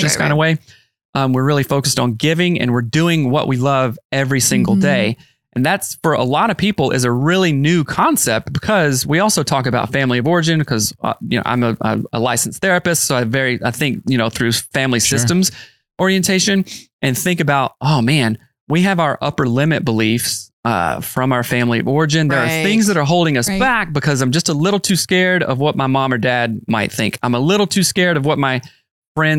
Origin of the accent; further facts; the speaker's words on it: the South, United States; I'm from the South